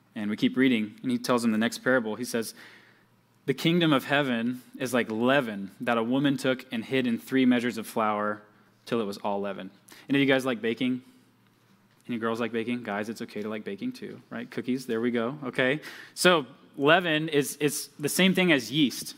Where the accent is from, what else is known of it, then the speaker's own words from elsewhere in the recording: Georgia, United States; moved away; I'm from Georgia, just like Pastor Jacob